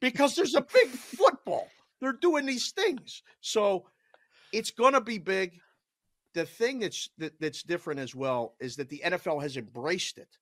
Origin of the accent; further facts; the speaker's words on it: Pittsburgh, Pennsylvania, United States; moved away; I was from Pittsburgh, and I maybe sound like it a little bit. Some people would say I have an accent.